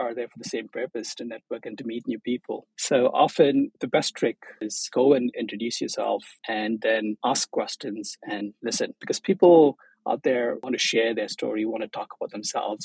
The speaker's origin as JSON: {"language": "English", "town": "Chennai", "region": "Tamil Nadu", "country": "India", "also_born_or_lived": "Maldives", "moved": "as an adult", "lives_now": "Tokyo, Japan", "said": "I'm from Chennai, which is in the southeast coast of India"}